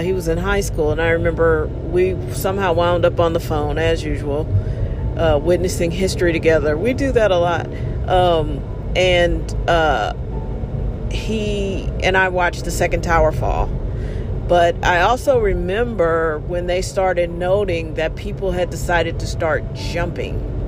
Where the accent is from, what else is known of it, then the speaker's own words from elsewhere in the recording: United States; we were all just Americans